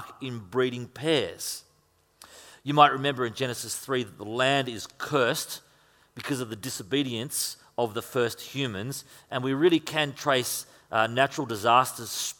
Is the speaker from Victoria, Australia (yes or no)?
no; Queensland, Australia; moved away; if you come from Queensland, like